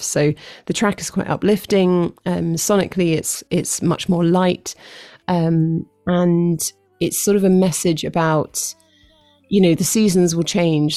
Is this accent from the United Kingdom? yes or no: yes; London, United Kingdom; moved away as an adult; I've been in London my whole life